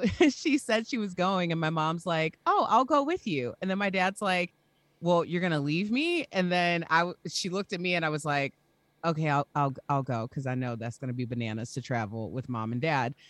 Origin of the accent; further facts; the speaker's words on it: Chicago, Illinois, United States; we're from Chicago.